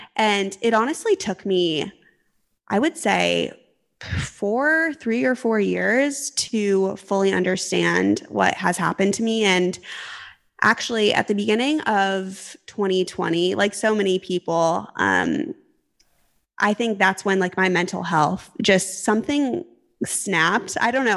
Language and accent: English; Arizona, United States; moved away as an adult; also born or lived in California; I'm originally technically from Arizona